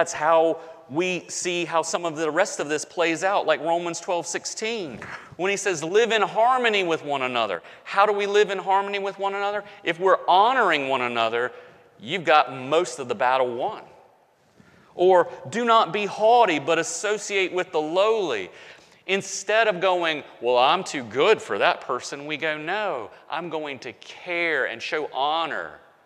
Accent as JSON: {"language": "English", "region": "the South", "country": "United States", "tie": "born or raised there", "accent": "Southern", "said": "I grew up in the South, okay? So I still got a Southern accent"}